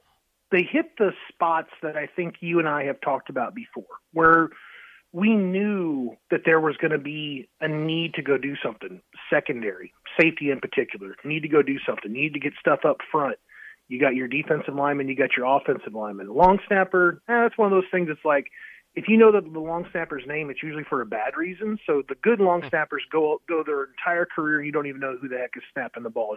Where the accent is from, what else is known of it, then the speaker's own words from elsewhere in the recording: Columbus, Nebraska, United States; my hometown of Columbus, Nebraska